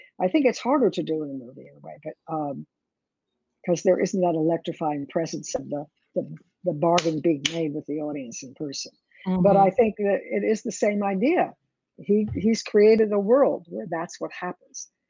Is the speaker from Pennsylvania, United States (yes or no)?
yes; Philadelphia, Pennsylvania, United States; moved away; also born or lived in New York; I was from Philadelphia